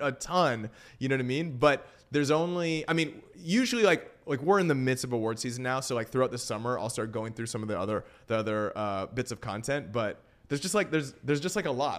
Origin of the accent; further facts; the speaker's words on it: Vancouver, British Columbia, Canada; moved away as an adult; now in Los Angeles, United States; I'm from Vancouver, Canada originally.